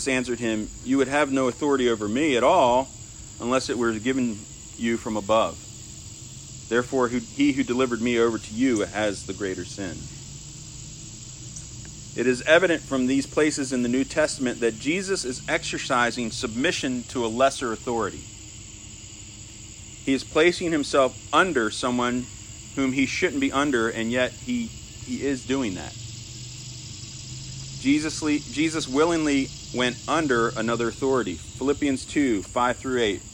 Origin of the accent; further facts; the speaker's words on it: United States; as an American